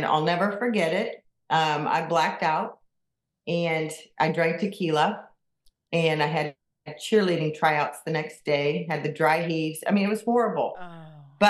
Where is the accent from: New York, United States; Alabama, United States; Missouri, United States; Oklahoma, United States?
Missouri, United States; Kansas City; moved away as an adult; also born or lived in Michigan; I was born and raised in Kansas City, and I moved to the state of Michigan in 1990, and I lived there for 31 years.